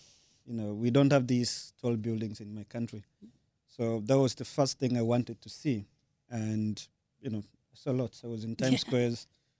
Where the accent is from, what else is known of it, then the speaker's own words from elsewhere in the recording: Tanzania; first language Sukuma; English is a second language; I'm from Tanzania